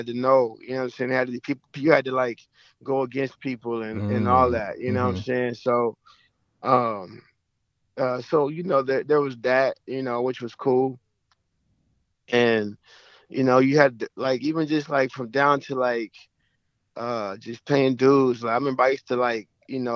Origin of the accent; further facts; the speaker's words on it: Oklahoma City, Oklahoma, United States; I'm from Oklahoma City